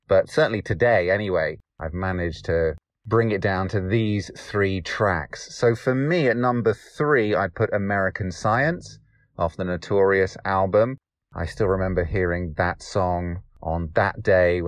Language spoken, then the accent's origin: English; Derbyshire, East Midlands, United Kingdom; I am from Derbyshire in the United Kingdom